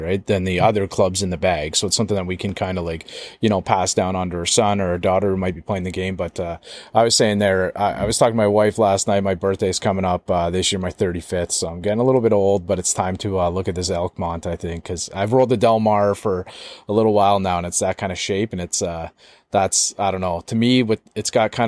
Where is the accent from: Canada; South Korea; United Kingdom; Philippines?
Canada; accent: Canadian; It's like very Canadian when I say about or a boot